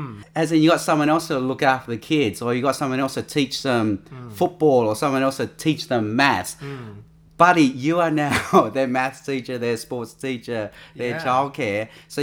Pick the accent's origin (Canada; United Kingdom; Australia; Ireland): Australia; with Asian Australians, we're called third culture people because you're not Asian, but you're not Australian. You're of a third culture.